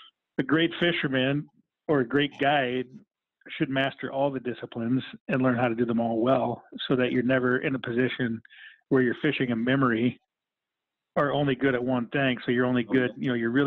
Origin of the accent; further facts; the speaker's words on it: Midwest, United States; I grew up in the Midwest, so I have a level diamond plate casting deck